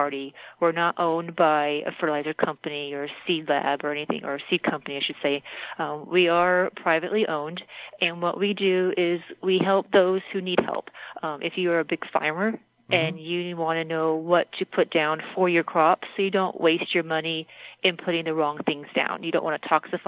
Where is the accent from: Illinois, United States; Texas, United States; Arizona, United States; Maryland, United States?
Arizona, United States; Mesa; also born or lived in San Diego; I grew up in Mesa, and I've been in Arizona for about 40 years